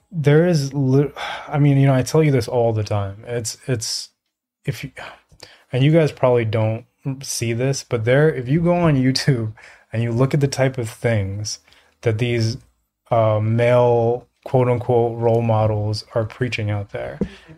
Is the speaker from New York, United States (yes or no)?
yes; New York, United States; I grew up in the projects. I grew up in New York